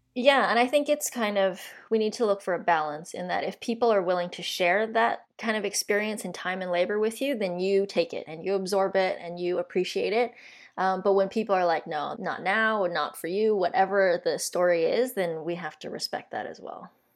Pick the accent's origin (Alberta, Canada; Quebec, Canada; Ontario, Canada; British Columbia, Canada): British Columbia, Canada; Vancouver; born and raised in Vancouver